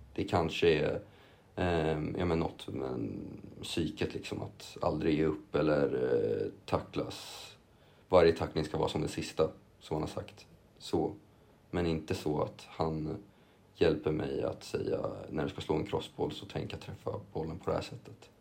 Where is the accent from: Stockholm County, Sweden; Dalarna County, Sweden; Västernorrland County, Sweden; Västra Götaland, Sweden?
Stockholm County, Sweden; Lidingö; also born or lived in Copenhagen / England; bott i Lidingö, eller på Lidingö hela mitt liv också nästan